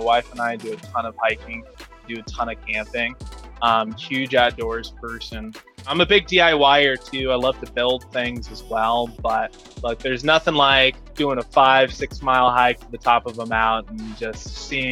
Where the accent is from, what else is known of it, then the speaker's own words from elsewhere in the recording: Austin, Texas, United States; I grew up here in Austin, Texas